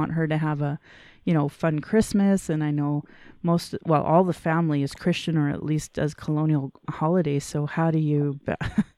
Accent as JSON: {"language": "English", "town": "Calgary", "region": "Alberta", "country": "Canada", "tie": "born or raised there", "said": "I was born in Calgary"}